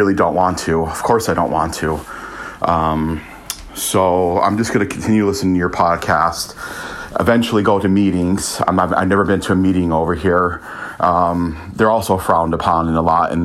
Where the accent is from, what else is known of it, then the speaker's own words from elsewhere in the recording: United States; moved away as an adult; also born or lived in Italy; now in Manchester, United Kingdom; I'm American, currently living in Manchester, UK